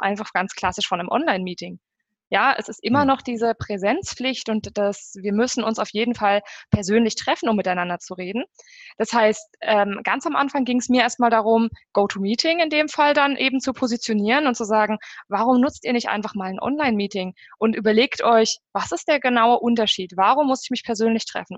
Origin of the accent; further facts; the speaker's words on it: Germany; bei uns in Deutschland